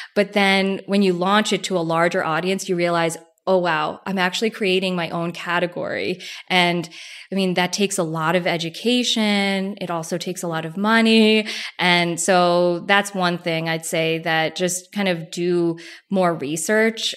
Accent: New Jersey, United States; I grew up in Jersey

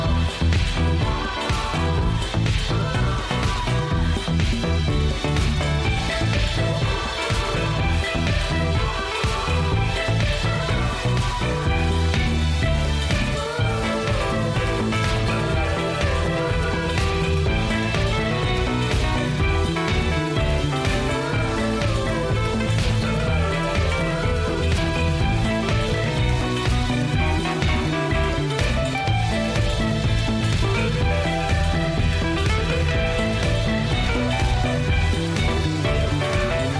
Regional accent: Miami, Florida, United States; moved away; I'm from Miami

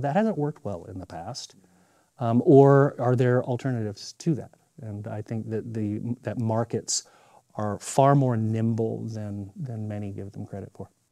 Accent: Montana, United States; I'm from Montana

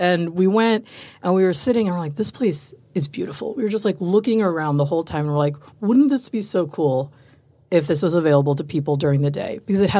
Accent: New York, United States; also born or lived in Chicago; now in Austin, United States; Because I'm like from Chicago, was born and raised in New York. Yeah. So it's like very big cities.

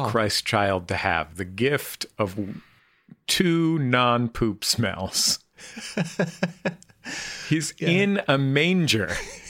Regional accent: San Francisco, California, United States; I'm from San Francisco

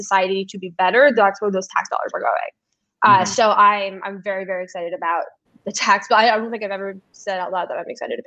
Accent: New York City, New York, United States; growing up in New York City

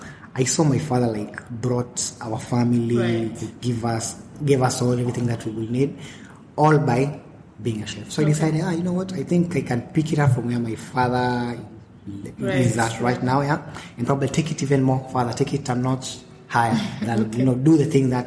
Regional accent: Nairobi, Kenya; also born or lived in Mombasa; I was born in Kenya, place called Mombasa, town called Mombasa. And then after some time, we relocated to Nairobi. When I was like 8-9 years old.

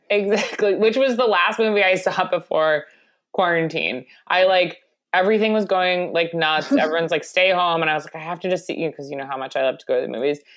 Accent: Long Island, New York, United States; my indigenous food um, to my hometown of Long Island or home area

